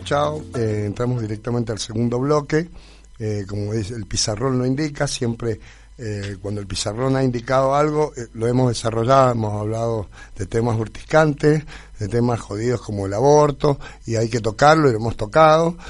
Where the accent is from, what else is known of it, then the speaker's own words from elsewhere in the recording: Argentina; nosotros los argentinos